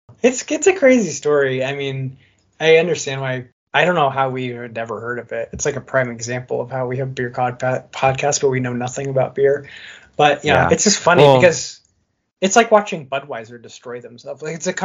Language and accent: English; Midwest, United States; We're from the Midwest, so.